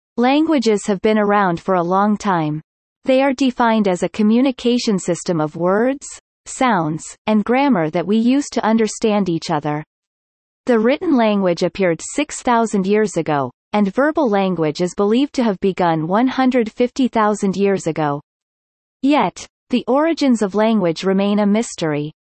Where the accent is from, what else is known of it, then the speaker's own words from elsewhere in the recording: Dubai, United Arab Emirates; first language English; moved away; also born or lived in United States; Though I didn't grow up in India, I was born and raised in Dubai